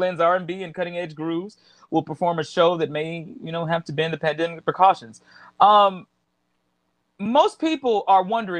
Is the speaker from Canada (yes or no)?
no; the South, United States; accent: southern; lately my southern accent has been coming out